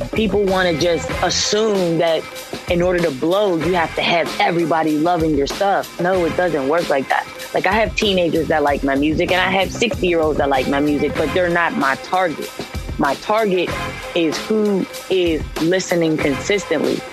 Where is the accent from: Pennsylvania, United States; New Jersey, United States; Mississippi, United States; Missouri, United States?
Pennsylvania, United States; Pittsburgh; I'm from Pittsburgh